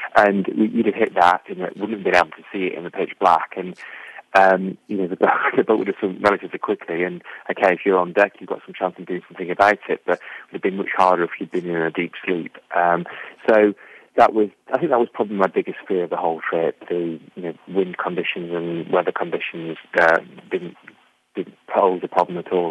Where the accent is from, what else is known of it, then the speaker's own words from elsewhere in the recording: England, United Kingdom; now in Conwy, Wales; I'm an Englishman.